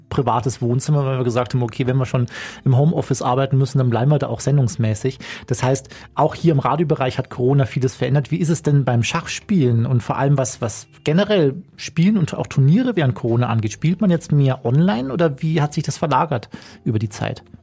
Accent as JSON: {"language": "German", "region": "Bavaria", "country": "Germany", "said": "ich komme aus Bayern, ich komme vom Land"}